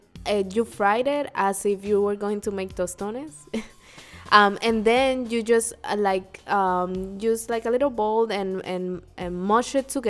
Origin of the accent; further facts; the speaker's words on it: Puerto Rico; Even though I grew up in Puerto Rico and I lived with my grandparents and then my grandmother for a while.